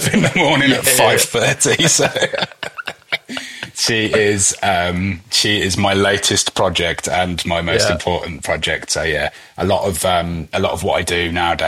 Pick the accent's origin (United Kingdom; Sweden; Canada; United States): United Kingdom; being British